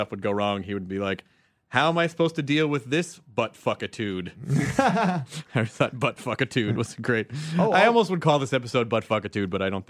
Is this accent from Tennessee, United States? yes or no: yes; Memphis, Tennessee, United States; now in California, United States; my hometown of Memphis